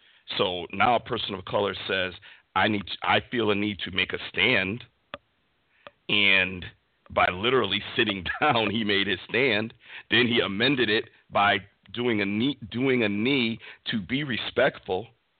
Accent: Cleveland, Ohio, United States; as soon as they hear that I'm from Cleveland, the first question is, what about those stinking Browns?

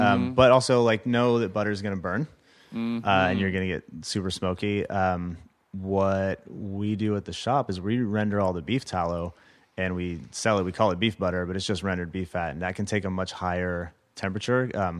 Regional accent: Los Angeles, California, United States; born or raised there

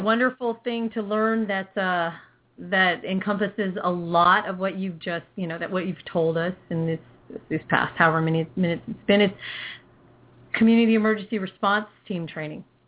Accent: California, United States; also born or lived in Philippines; I'm a Cali girl

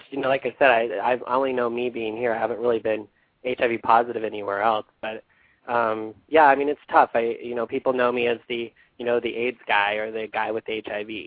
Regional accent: Idaho, United States; it's today we got a lot of snow, so it's pretty cold. Um, but it's pretty. I mean, it's rural.

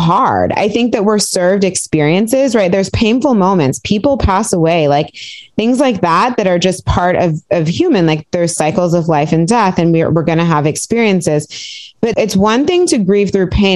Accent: Piedmont, California, United States; Where did I grow up? Piedmont, California

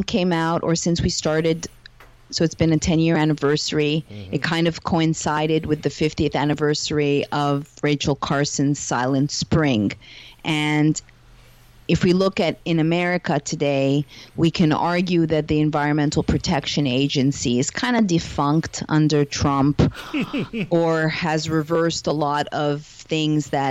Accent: Montreal, Quebec, Canada; now in Los Angeles, United States; I am hailing from Montreal, Canada, living in Los Angeles at the moment, although I'm a digital nomad

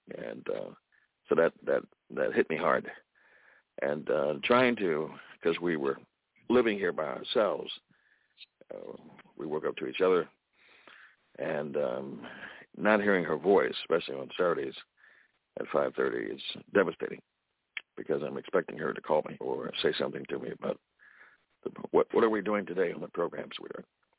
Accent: Baltimore, Maryland, United States; also born or lived in New Jersey; I lived here in Baltimore, and my mother started me on the music journey at age 4

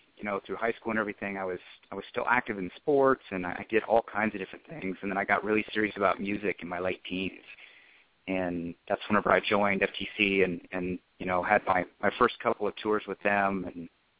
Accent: Oklahoma City, Oklahoma, United States; I'm originally from Oklahoma City, Oklahoma, and I still live there. I'm a student there still.

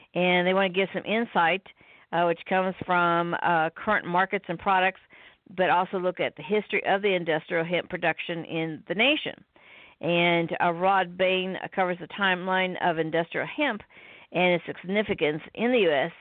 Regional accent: Midwest, United States; I'm from the Midwest

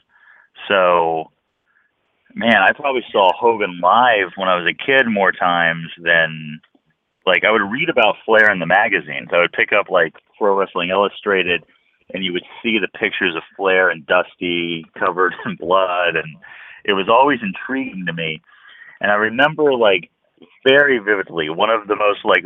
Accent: California, United States; I grew up here in California

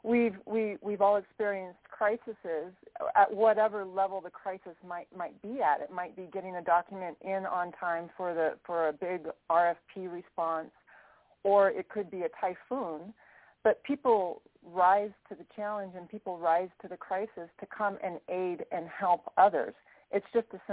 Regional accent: Anchorage, Alaska, United States; moved away as an adult; also born or lived in San Francisco; I grew up in Anchorage, Alaska, and that was home until I left after high school in order to go to school in San Francisco

